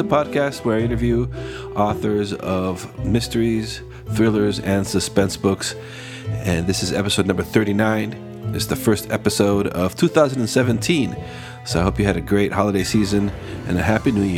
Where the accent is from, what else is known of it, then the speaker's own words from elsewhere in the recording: Costa Rica; I was born and raised in Costa Rica.